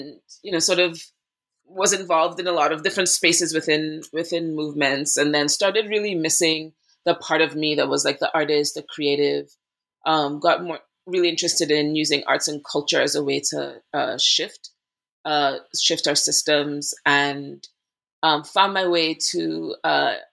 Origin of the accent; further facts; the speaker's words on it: Trinidad & Tobago; moved away as an adult; also born or lived in Boston, Massachusetts, United States; now in Brooklyn, United States; growing up in Trinidad and Tobago